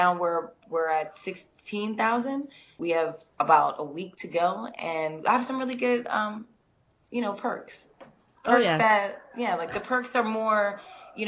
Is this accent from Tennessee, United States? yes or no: no; Philadelphia, Pennsylvania, United States; moved away; I definitely always come to the East Coast because I'm from Philly.